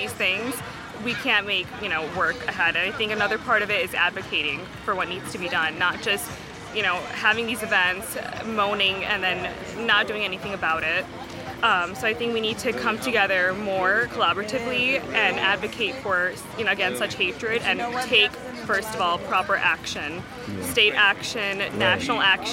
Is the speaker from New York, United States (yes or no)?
yes; Amherst, New York, United States; I'm from Amherst, New York